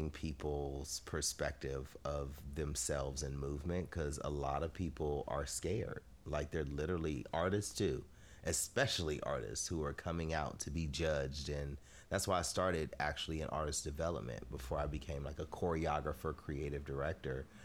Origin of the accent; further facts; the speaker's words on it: Inglewood, California, United States; LA, Inglewood all day. Yeah. Um, th- from the time I was born to now, it's still happening. I'm still from Inglewood.